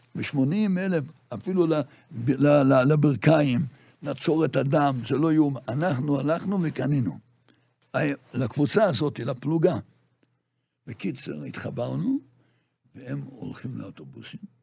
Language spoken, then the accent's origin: Hebrew; Jerusalem, Jerusalem District, Israel; moved away as an adult; now in Migdal HaEmek, Israel; אנחנו גדלנו מירושלים. דור חמישי ירושלמי